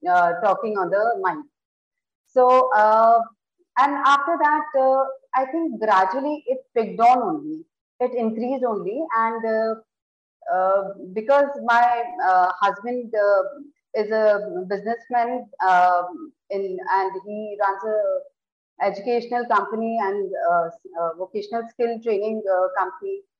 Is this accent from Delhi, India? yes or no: no; Udaipur, Rajasthan, India; I am from Udaipur, and I got married uh, in this city only